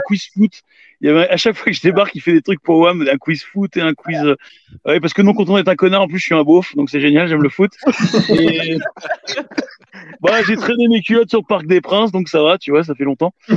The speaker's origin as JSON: {"language": "French", "town": "Cergy", "region": "Île-de-France", "country": "France", "tie": "born or raised there", "said": "J'ai grandi à Sergi"}